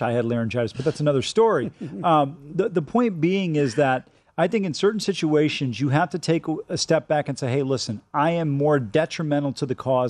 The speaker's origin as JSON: {"language": "English", "town": "Cleveland", "region": "Ohio", "country": "United States", "tie": "born or raised there", "said": "I grew up in Cleveland"}